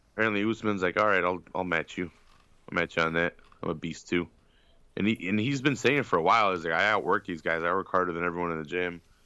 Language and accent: English; United States; I'm an American